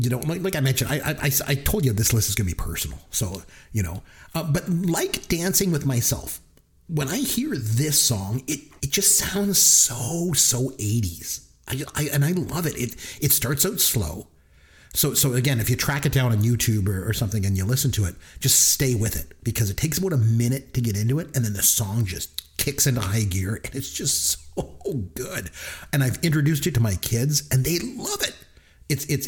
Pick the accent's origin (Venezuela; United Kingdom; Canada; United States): Canada; I'm Canadian